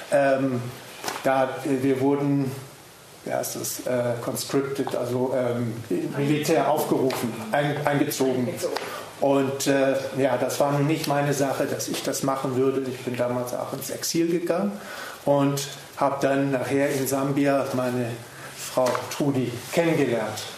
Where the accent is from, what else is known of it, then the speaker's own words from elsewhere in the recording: Namibia; ich bin aus Namibia, dort geboren, dort aufgewachsen, lebe dort, ähm, bin also kein Deutscher, aber meine Eltern sind ursprünglich deutsch und äh, daher spreche ich auch Deutsch